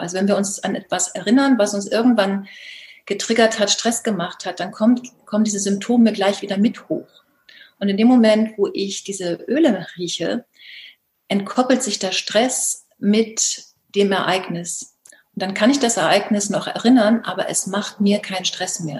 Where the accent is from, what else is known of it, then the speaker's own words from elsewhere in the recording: Baltic coast, Germany; moved away; zurzeit habe ich das große Glück, im ähm, Norden zu leben, an der Ostsee meiner alten Heimat